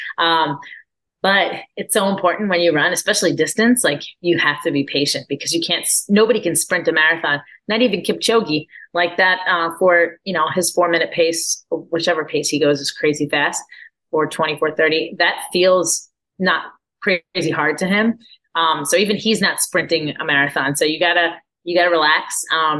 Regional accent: Orlando, Florida, United States; my hometown of Orlando

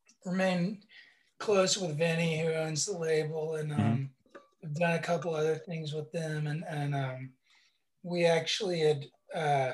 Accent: West Virginia, United States; now in Nashville, United States; we're from West Virginia, mm-hmm. is where we grew up, which is the middle of fucking nowhere

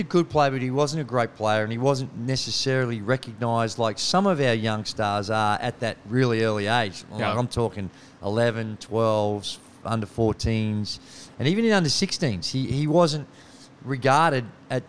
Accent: Australia

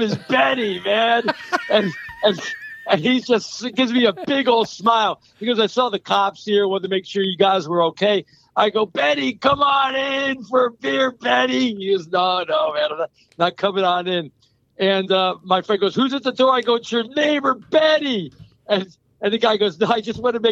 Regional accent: New York City, New York, United States; I'm a New Yorker thick and thin there

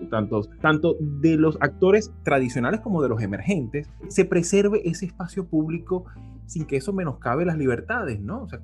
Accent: Venezuela; De hecho, yo como venezolano he sufrido en carne propia lo que ha sido como una narrativa hegemónica desde el Estado

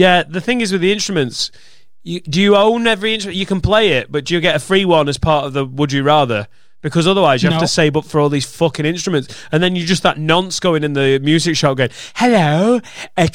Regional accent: England, United Kingdom; as an Englishman

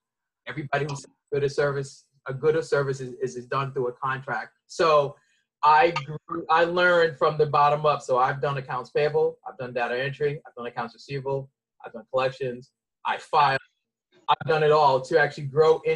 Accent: Boston, Massachusetts, United States; moved away; I'm originally from Boston

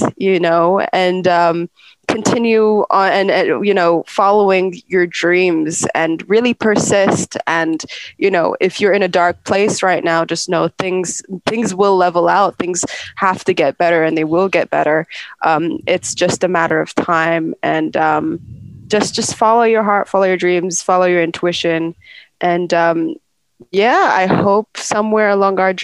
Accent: United Kingdom; I'm British

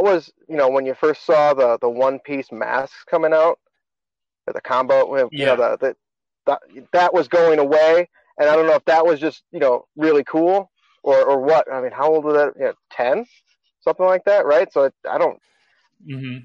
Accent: North St. Paul, Minnesota, United States; So I grew up in North St. Paul.

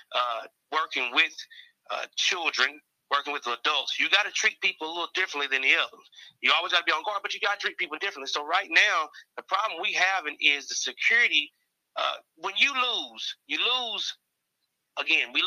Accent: Knoxville, Tennessee, United States; I am a native of Knoxville. I am a seventh generation in this town.

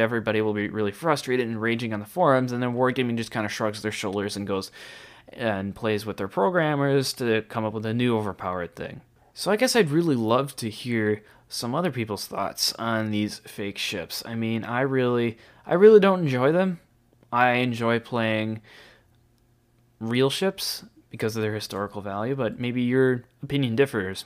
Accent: United States; being an American

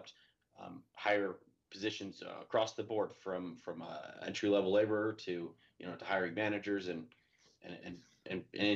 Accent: Idaho, United States; I grew up out here in Idaho

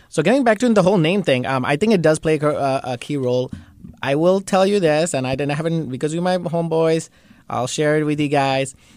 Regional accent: Bangladesh; And he's from same place I'm from, Bangladesh

